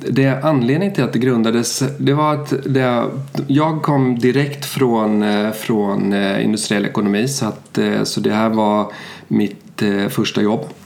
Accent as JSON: {"language": "Swedish", "country": "Sweden", "also_born_or_lived": "Germany", "said": "Jag är ju svensk. Mina föräldrar flyttade till Tyskland på 70-talet och där hamnade jag."}